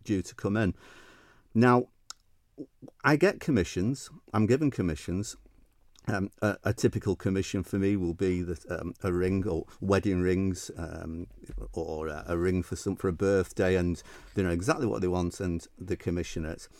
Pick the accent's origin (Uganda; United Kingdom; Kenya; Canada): United Kingdom; Manchester, North West England; accent: northern Mancunian; moved away as an adult; now in Isle of Man; I was in the U K, as you can tell by my, my northern Mancunian accent.